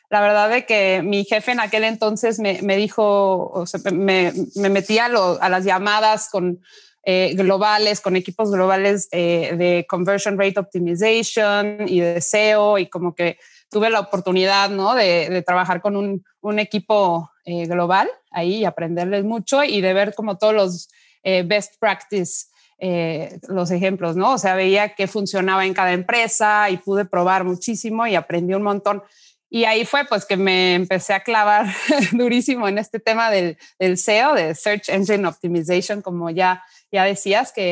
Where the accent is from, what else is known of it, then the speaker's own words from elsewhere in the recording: Mexico; Soy mexicana, pero bueno, de descendencia alemana.